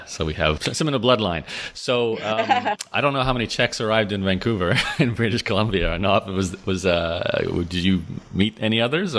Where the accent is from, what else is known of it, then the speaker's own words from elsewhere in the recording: Australia; now in Canada; It's funny because I grew up in Australia.